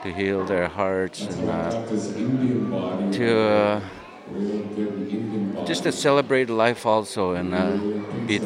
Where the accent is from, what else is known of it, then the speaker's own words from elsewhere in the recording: Island Lake, Saskatchewan, Canada; I come from Island Lake, Saskatchewan, Canada